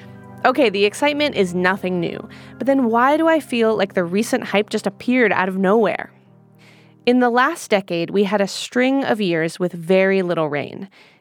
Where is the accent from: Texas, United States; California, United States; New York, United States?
California, United States; San Diego; now in San Francisco Bay Area, United States; Look, I'm from San Diego, and I grew up going to the desert